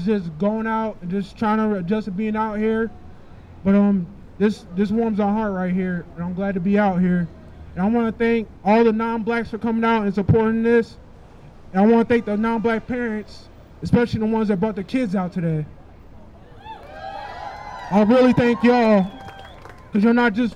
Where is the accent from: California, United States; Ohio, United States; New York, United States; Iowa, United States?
Ohio, United States; Akron; moved away as an adult; now in Washington, United States; I moved here from Ohio a little under a year ago. I'm from Akron